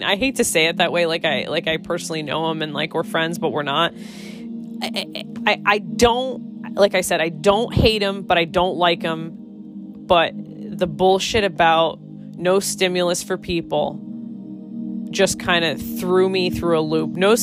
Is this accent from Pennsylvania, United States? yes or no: no; Connecticut, United States; I'm from Connecticut